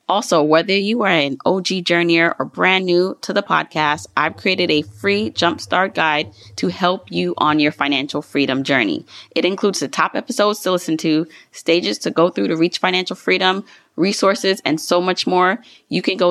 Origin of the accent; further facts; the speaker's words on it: Jamaica; I'm Jamaican.